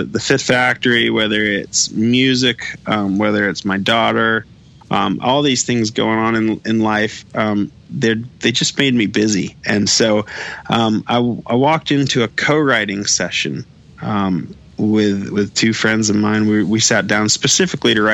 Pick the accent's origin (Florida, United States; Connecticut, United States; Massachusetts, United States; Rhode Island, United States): Florida, United States; now in Nashville, United States; growing up in Florida, we didn't have the Rays, we didn't have the Marlins